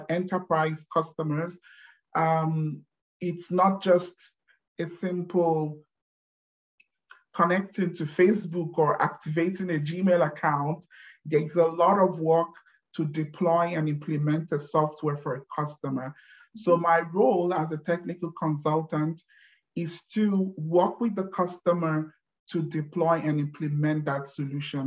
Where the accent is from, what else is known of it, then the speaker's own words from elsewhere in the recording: Nigeria; moved away as an adult; now in Germany; I have been living in Germany for the last 16 years, but born and bred, born and raised in Nigeria